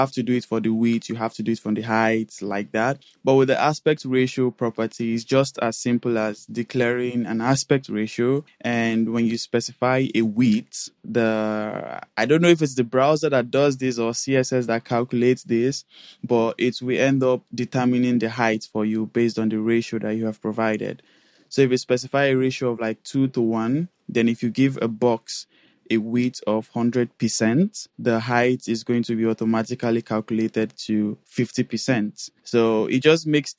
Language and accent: English; Nigeria; moved away as an adult; now in Netherlands; I am currently located in Netherlands, and I'm from Nigeria originally.